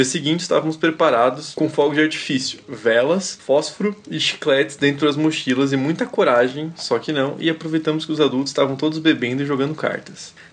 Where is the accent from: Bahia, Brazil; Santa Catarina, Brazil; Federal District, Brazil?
Federal District, Brazil; Brasília; now in Ceará, Brazil; Tenho 22 anos e moro atualmente no Ceará, mas sou de Brasília.